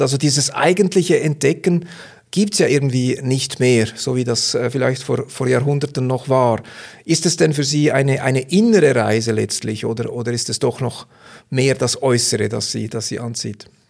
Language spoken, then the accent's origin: German; Switzerland; als Schweizer würden wir